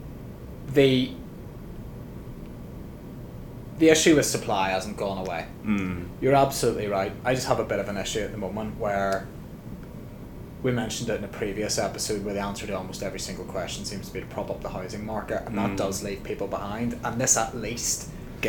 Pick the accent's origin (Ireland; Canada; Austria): Ireland; being Irish